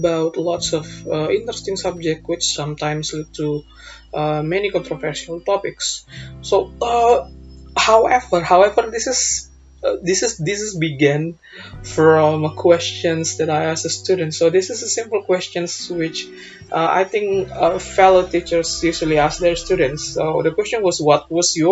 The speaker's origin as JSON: {"language": "English", "country": "Indonesia", "said": "our national language, Bahasa"}